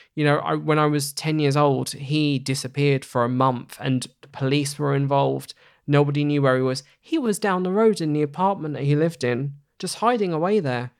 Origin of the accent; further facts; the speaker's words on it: Hornchurch, London, United Kingdom; I grew up in Hornchurch in Essex